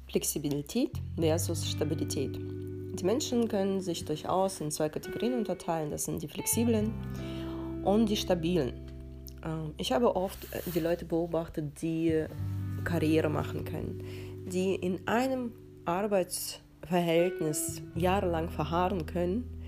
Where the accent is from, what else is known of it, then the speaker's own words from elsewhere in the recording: Russia; now in Germany; Ich bin in den 90ern in Russland aufgewachsen.